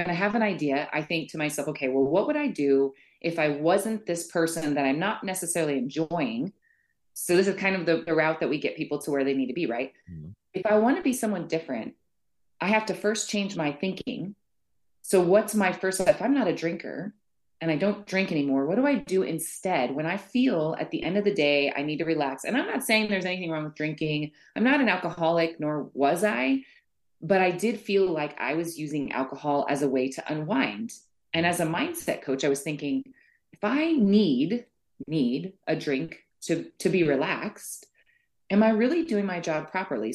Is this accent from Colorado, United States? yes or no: yes; Boulder, Colorado, United States; moved away as an adult; I grew up in Boulder, basically from like age, I would say, from birth to 25, I was probably in that area.